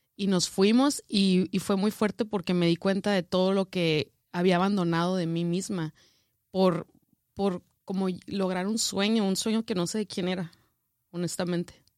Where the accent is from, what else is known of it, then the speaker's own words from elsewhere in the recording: northern Mexico, Mexico; moved away as an adult; Como norteña